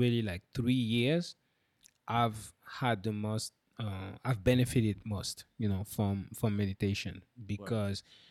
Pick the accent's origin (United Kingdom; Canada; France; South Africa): France; I'm French